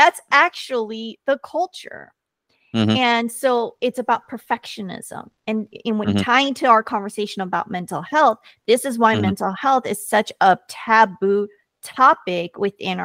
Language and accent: English; United States; first language Korean; I am American, born and raised here, and very proud